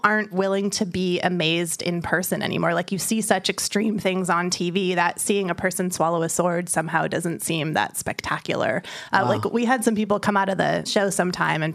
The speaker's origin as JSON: {"language": "English", "town": "San Francisco", "region": "California", "country": "United States", "said": "I'm from San Francisco, and in the Bay Area"}